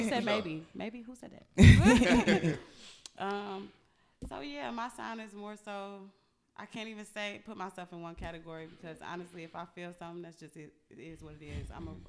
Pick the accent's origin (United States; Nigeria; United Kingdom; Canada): United States; Chicago, Illinois; Chicago, Illinois.